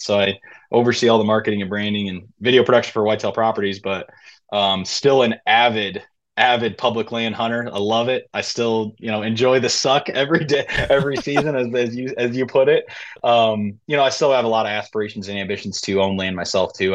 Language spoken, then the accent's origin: English; Southwest Michigan, United States; moved away as an adult; born and raised in Southwest Michigan